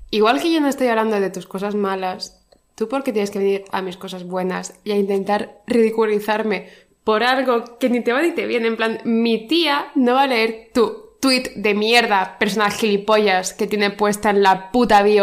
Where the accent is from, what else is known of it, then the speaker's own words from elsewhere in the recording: Region of Murcia, Spain; now in Madrid, Spain; yo soy murciana.